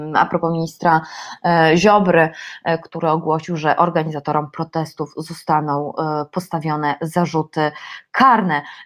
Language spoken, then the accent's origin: Polish; Silesian Voivodeship, Poland; ja jestem ślązaczką